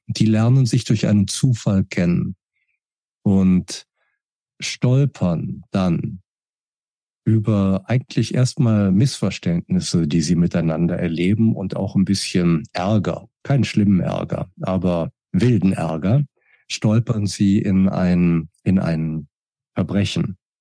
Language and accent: German; Berlin, Germany; Ich bin geboren 1964 in Berlin, war ein eifriger Bibliotheksgänger, habe als Kind sehr, sehr viel gelesen